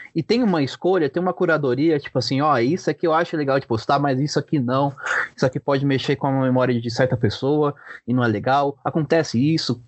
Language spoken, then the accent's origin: Portuguese; São Paulo, Brazil; eu sou de Guaianazes, bairro aqui periférico de São Paulo